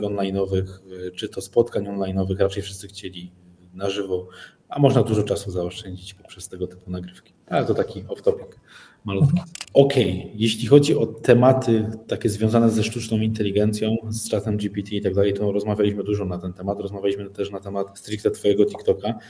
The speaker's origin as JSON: {"language": "Polish", "town": "Mysłowice", "region": "Silesian Voivodeship", "country": "Poland", "said": "jestem z Mysłowic."}